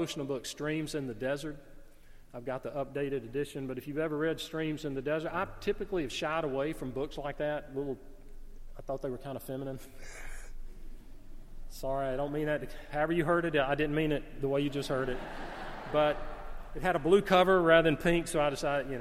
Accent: the South, United States; I grew up in the South. I love the South

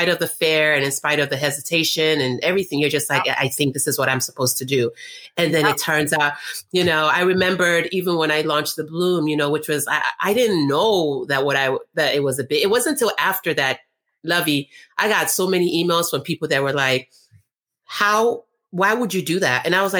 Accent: North Carolina, United States; also born or lived in Nigeria; I'm from Nigeria originally, but I grew up in North Carolina.

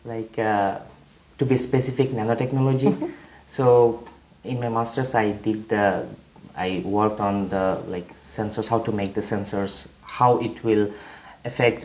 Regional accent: Bangladesh; English is a second language; moved away as an adult; also born or lived in South Korea / Netherlands; now in Ireland; I'm from Bangladesh.

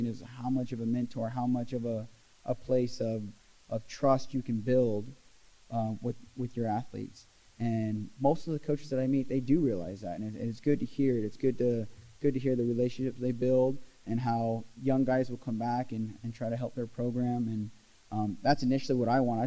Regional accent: Glendale, Oregon, United States; Grew up in Glendale, Oregon. Small town, kind of a logger's town

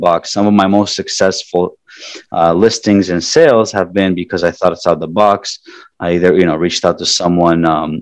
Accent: Toronto, Ontario, Canada; moved away as an adult; now in South Florida, United States; I grew up in Toronto, Canada

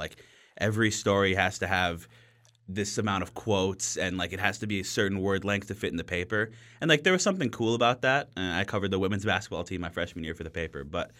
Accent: Minneapolis, Minnesota, United States; I grew up in Minneapolis. I grew up a Vikings fan.

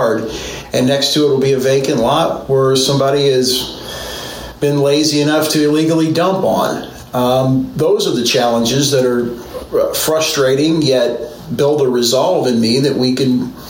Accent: Kansas City, Missouri, United States; I was born in Northeast. Back when we used to refer to streets as North and South, I grew up on Kensington, midway between St. John and Independence Avenue

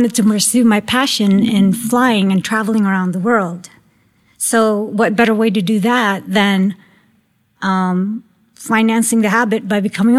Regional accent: San Dimas, California, United States; also born or lived in Philippines; now in Florida, United States; I grew up in Southern California, specifically in San Dimas, which is east of Pasadena.

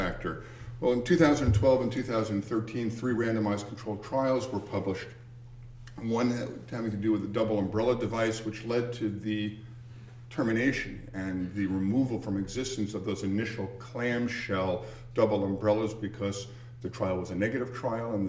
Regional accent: New York City, New York, United States; I grew up in Queens, New York, went to school in Northern Manhattan

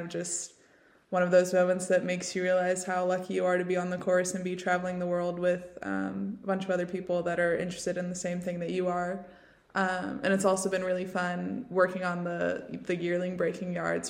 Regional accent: Tennessee, United States; moved away as an adult; also born or lived in Lexington, Kentucky; now in Ireland; So I'm from Tennessee originally, and I grew up riding horses

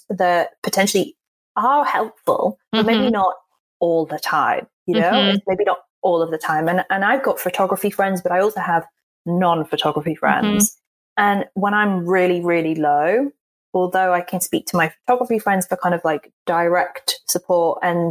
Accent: England, United Kingdom; accent: posh; I'm from England and I sound posh

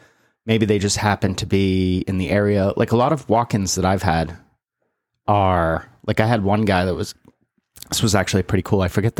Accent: North Carolina, United States; But I'm from North Carolina and I'm not coming back.

